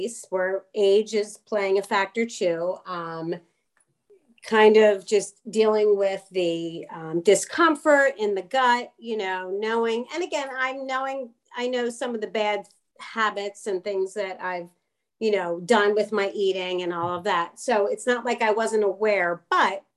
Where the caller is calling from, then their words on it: Philadelphia, Pennsylvania, United States; I'm calling from the greater